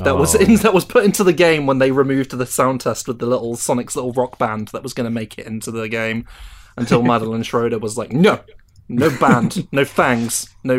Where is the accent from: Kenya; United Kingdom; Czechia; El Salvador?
United Kingdom; as a British person